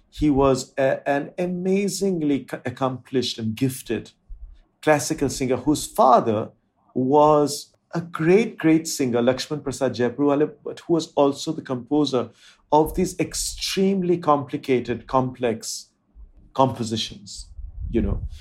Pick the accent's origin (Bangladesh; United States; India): India; first language Bengali; English is a second language; Indian languages that I spoke were my mother tongue, Bengali and Hindi.